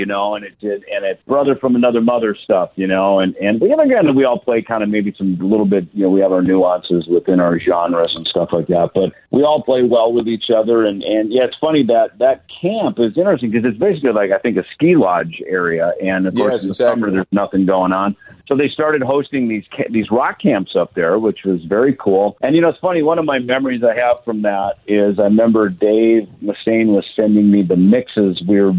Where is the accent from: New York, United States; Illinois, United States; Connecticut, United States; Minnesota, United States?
Minnesota, United States; moved away as an adult; I moved from the Midwest, from a little farm town in Minnesota, but I gigged all around kind of Iowa, Minnesota, you know, South Dakota and stuff.